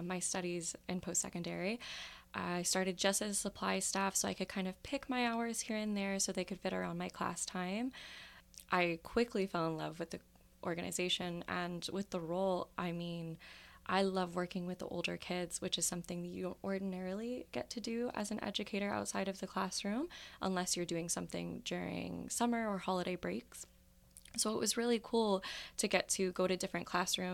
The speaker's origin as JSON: {"language": "English", "town": "Windsor", "region": "Ontario", "country": "Canada", "tie": "born or raised there", "moved": "as an adult", "lives_now": "London, Canada", "said": "I started working with nonprofits in my hometown, which is Windsor, Ontario, and when I decided to move to London"}